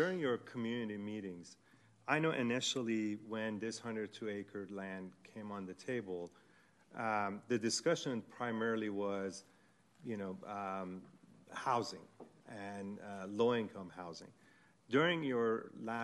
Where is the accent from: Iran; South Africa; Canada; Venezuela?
Iran; moved away; I am originally from Iran